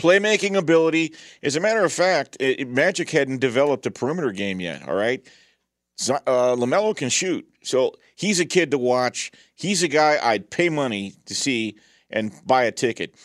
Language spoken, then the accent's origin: English; Southern California, United States; When I was growing up in Southern California, I was a huge L A Rams fan